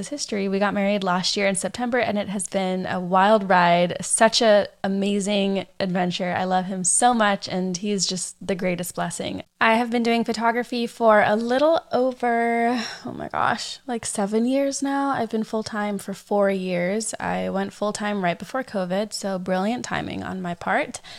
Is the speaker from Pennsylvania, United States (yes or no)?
no; San Diego, California, United States; also born or lived in Orange County, California / Arkansas; I grew up here in San Diego